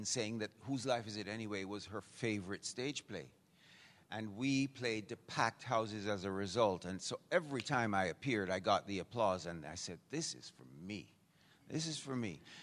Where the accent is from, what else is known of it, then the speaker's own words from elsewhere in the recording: Jamaica; accent: Jamaican; moved away; also born or lived in Vancouver; what's that accent? And I go, Jamaican.